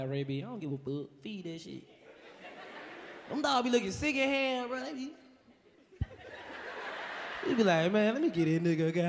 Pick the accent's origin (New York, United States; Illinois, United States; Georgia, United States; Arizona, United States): Georgia, United States; Atlanta; Man, I come from Atlanta, nigga.